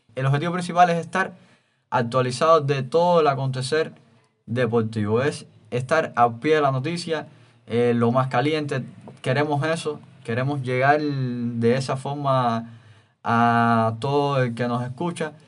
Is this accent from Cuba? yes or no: yes; Cuba; como buenos cubanos que somos